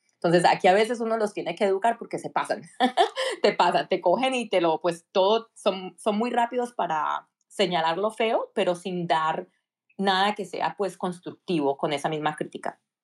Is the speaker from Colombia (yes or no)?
yes; Cali, Valle del Cauca, Colombia; moved away as an adult; now in United States; soy originalmente nací y crecí en Cali, Colombia.